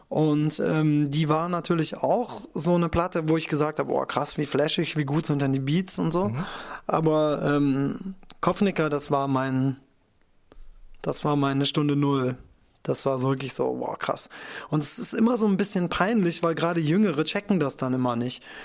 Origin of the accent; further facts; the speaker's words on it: Kirchheim unter Teck, Baden-Württemberg, Germany; aus meiner Heimatstadt Kirchheim unter Teck